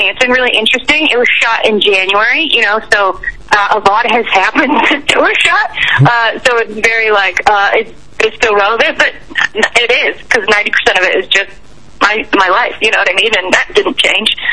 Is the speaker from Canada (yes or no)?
yes; Canada; now in United States; Yeah, I am Canadian. I still have a green card, um, but I'm allowed to be in America.